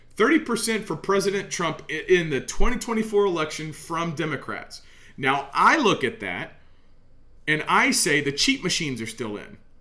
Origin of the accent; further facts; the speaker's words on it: United States; as an American, as a Christian in America, I look at my nation, my people, where I'm from